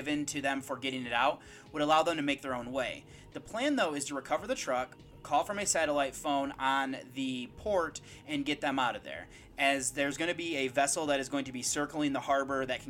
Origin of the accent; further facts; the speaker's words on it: United States; I'm from the United States